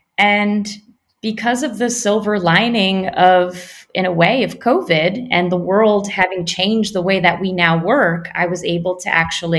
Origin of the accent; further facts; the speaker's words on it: New York, United States; moved away as an adult; now in Paris, France; So up until recently, I was born and raised living in New York, in Brooklyn, actually, the last 8 years. And as we mentioned, we definitely go way back. My family is first generation in the U.S. from Eastern Europe.